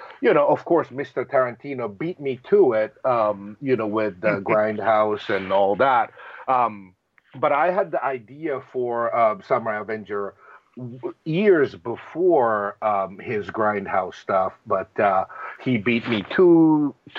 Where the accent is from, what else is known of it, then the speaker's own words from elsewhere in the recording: Japan; moved away; me growing up in Japan